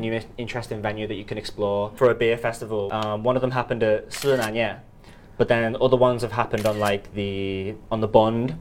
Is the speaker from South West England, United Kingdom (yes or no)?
no; Liverpool, North West England, United Kingdom; moved away as an adult; now in Shanghai, China; from Liverpool